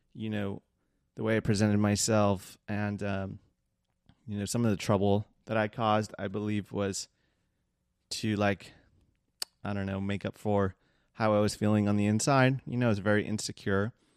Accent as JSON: {"language": "English", "town": "Seal Beach", "region": "California", "country": "United States", "tie": "born or raised there", "said": "I was raised, like, one town over in the Seal Beach area for most of my, uh, childhood"}